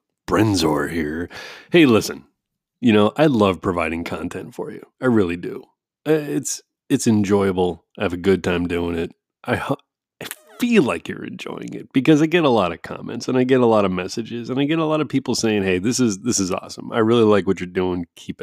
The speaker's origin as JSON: {"language": "English", "region": "East Coast", "country": "United States", "said": "Oh, a traditional, cause I'm from the East Coast where white pizza is totally mainstay."}